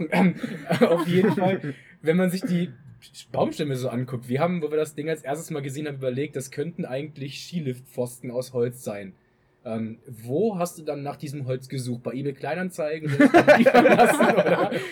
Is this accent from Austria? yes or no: yes; Styria, Austria; Ich komme eigentlich aus der Steiermark und ich bin der Freund von der Elisabeth.